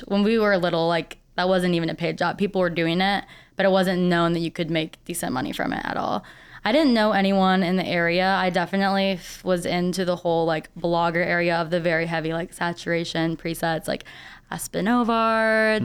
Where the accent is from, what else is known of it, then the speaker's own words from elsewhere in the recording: St. Peters, Missouri, United States; now in St. Louis, United States; I grew up in the St. Peter's area, so out in the suburbs